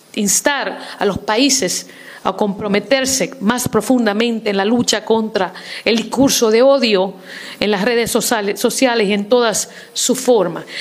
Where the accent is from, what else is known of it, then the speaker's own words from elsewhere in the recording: New York City, New York, United States; Yo soy inmigrante eh, en los Estados Unidos, viví, crecí en el Bronx, en Nueva York